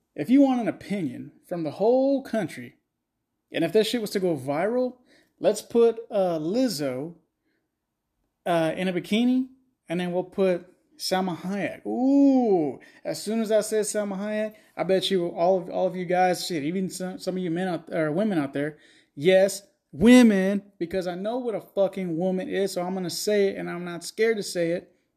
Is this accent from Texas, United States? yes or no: yes; Texas, United States; I'm from Texas